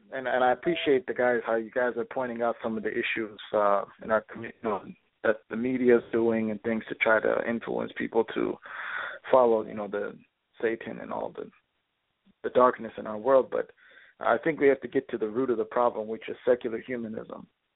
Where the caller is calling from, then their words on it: Minnesota, United States; I'm calling from Minnesota.